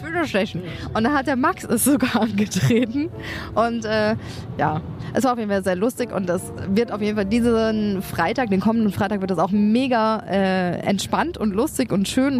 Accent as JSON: {"language": "German", "area": "Sauerland", "region": "North Rhine-Westphalia", "country": "Germany", "tie": "born or raised there", "said": "bei den Kühen im Sauerland in meiner Heimat"}